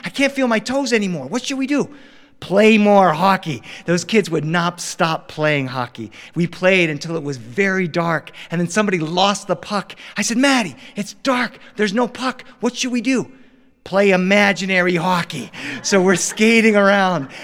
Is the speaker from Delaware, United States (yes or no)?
yes; Delaware, United States; now in Los Angeles, United States; growing up in Delaware